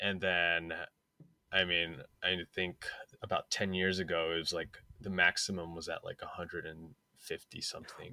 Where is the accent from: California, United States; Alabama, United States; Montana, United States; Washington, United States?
California, United States; San Francisco; I was born and raised in San Francisco.